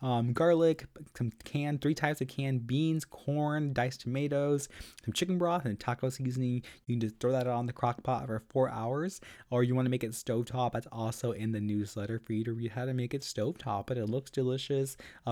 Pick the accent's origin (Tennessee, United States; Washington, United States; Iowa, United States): Iowa, United States; I'm from Iowa